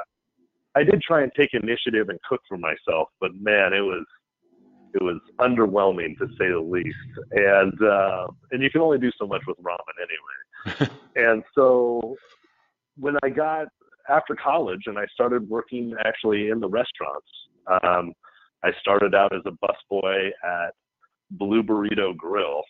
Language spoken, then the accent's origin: English; Phoenix, Arizona, United States; born and raised in Phoenix.